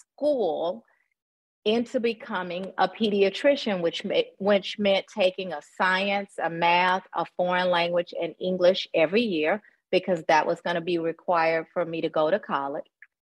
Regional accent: Nashville, Tennessee, United States; moved away as an adult; also born or lived in Atlanta, Georgia / Boston, Massachusetts / Memphis, Tennessee; I'm originally from Nashville, Tennessee, born and raised

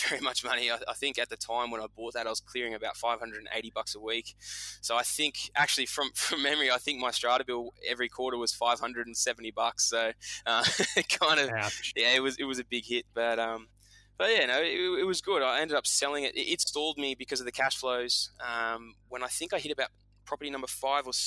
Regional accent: Southern Highlands, New South Wales, Australia; I grew up in the Southern Highlands

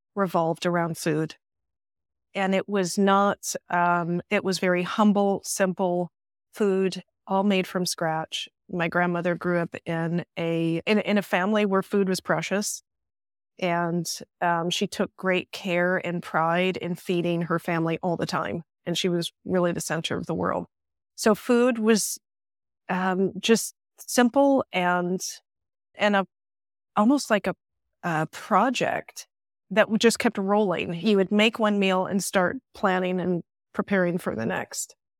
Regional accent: Chicago, Illinois, United States; moved away as an adult; also born or lived in London; now in Paris, France; Accent gives me away. I'm from Chicago

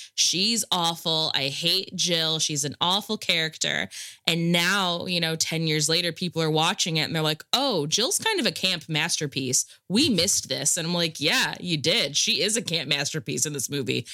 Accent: Rust Belt Midwest, United States; I'm I'm from the Midwest, like Rust Belt Midwest

